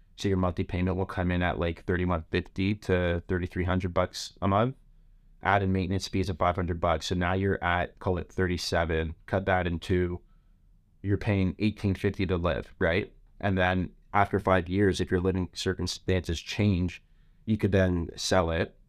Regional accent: Toronto, Ontario, Canada; I'm a kid from Scarborough

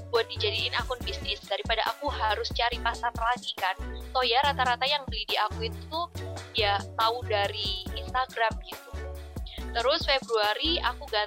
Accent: Sidoarjo, East Java, Indonesia; Aku merupakan seorang Ristas air langga angkatan 2018. Asalku dari Sidoarjo.

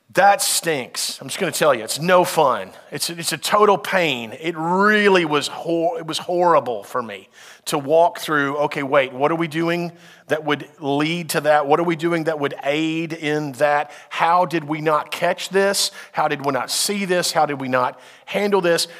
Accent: United States; as a Westerner, as an American

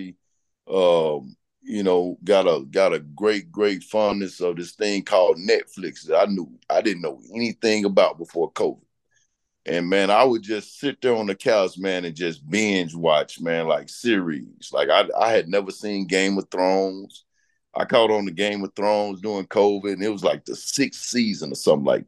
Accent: Arkansas, United States; moved away; Arkansas is my home, you know, my home state

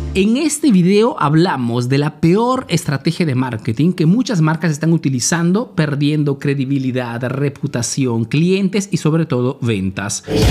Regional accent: Peru; now in Italy; soy un emprendedor peruano que vive hace negocios en Italia

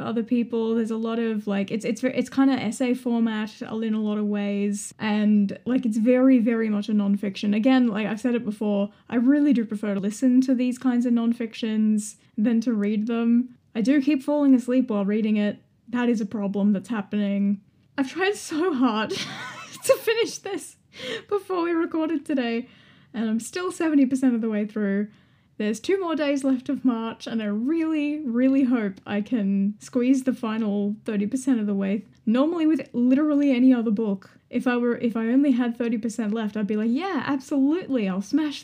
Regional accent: Melbourne, Victoria, Australia; And as a Melburnian

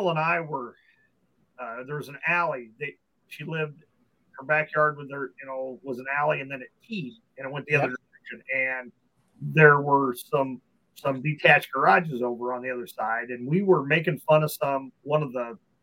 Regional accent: Omaha, Nebraska, United States; also born or lived in Minnesota; moved from Minnesota, we came into Omaha, and grandma and grandpa lived down the street.

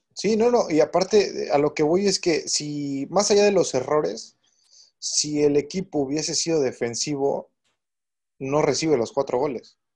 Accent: Tamaulipas, Mexico; yo soy tamaulipeco

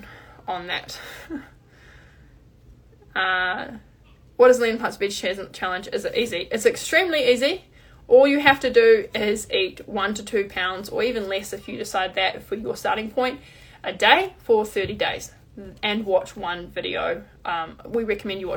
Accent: New Zealand; I'm New Zealander

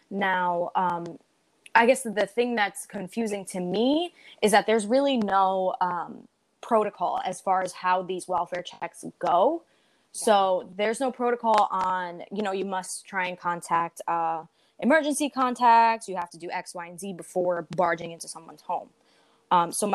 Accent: New York City, New York, United States; I'm 24. I'm from the Bronx

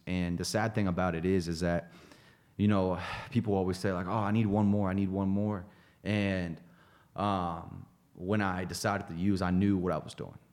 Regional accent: Greenfield, Ohio, United States; moved away; a little town outside of Chillicothe, Ohio, outside of Dayton, called Greenfield, Ohio.

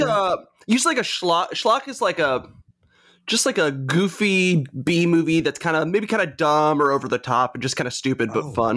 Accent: Greensboro, North Carolina, United States; moved away as an adult; also born or lived in Charlotte, North Carolina; now in Richmond, United States; So I'm from North Carolina originally. I grew up in Greensboro

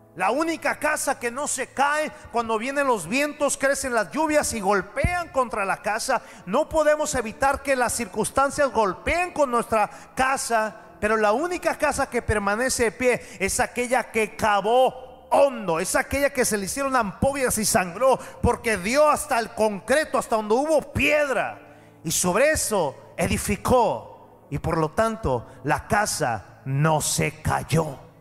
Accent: Mexico; pero yo soy mexicano

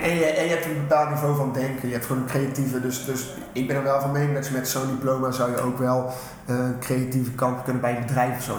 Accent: Tilburg, North Brabant, Netherlands; kom uit Tilburg, geboren in Getogen.

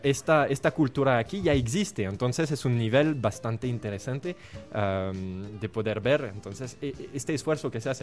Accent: France; Spanish is a second language; moved away as an adult; now in Guatemala; soy francés, pensé, soy joven

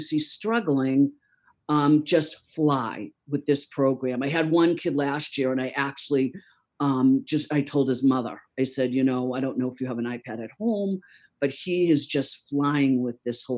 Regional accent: Easton, United States; I grew up in Easton

